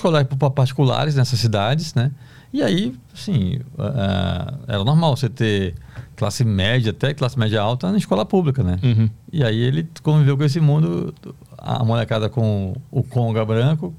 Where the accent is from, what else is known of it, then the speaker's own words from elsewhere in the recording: Recife, Pernambuco, Brazil; moved away as an adult; now in São Paulo, Brazil; eu sou do Recife, né? Bairro pobre, periferia do Recife